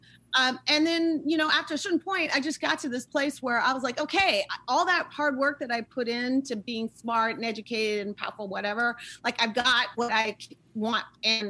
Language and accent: English; Oakland, California, United States; also born or lived in Turkey / Syria; I was born in Turkey, lived all over the Middle East, went through divorce like so many folks did. I ended up in Oakland, California with my mom. So I went from Damascus, Syria to Oakland.